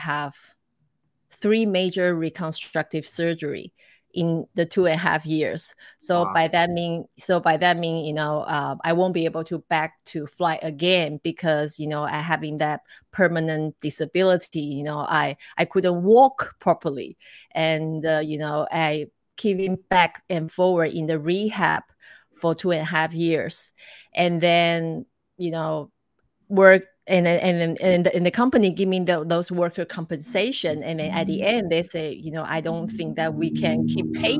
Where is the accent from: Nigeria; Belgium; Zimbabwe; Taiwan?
Taiwan; moved away as an adult; also born or lived in Cleveland, United States / Hawaii, United States / Macau / Dubai; I grew up in Taiwan, but then I studied in America